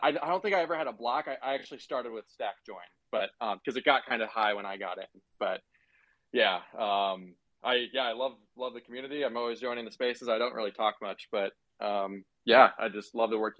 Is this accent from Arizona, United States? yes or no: yes; Arizona, United States; I'm from Arizona